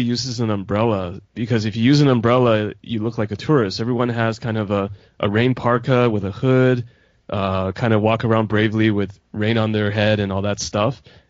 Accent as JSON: {"language": "English", "town": "Vancouver", "region": "British Columbia", "country": "Canada", "tie": "born or raised there", "also_born_or_lived": "Taiwan", "moved": "yes", "lives_now": "China", "said": "I grew up close to Seattle. I grew up in Vancouver, Canada, which is just about a 2.5-hour drive from there."}